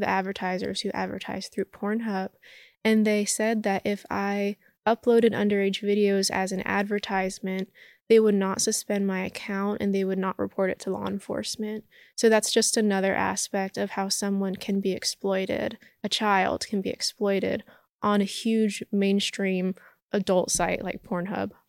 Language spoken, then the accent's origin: English; Los Angeles, California, United States; I grew up in Hollywood.